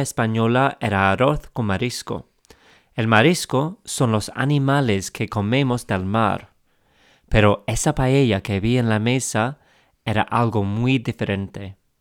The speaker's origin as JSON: {"language": "Spanish", "region": "England", "country": "United Kingdom", "accent": "English", "second_language": "Spanish", "said": "Soy inglés, como se note en mi acento, y empecé a aprender español hace algunos años."}